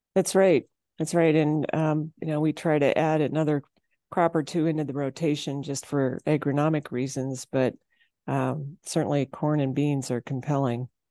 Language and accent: English; Kimball, South Dakota, United States; I'm from Kimball, South Dakota